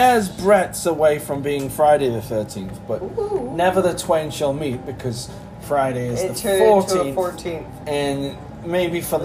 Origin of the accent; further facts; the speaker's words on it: United Kingdom; now in British Columbia, Canada; I am a resident of the great... province of British Columbia, but as you can tell from the accent, I am born in the great province of Britain. Not a province. UK, Britain, you know, the original one.